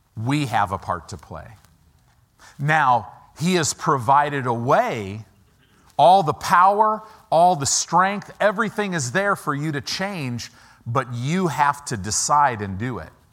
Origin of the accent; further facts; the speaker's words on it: United States; I'm an American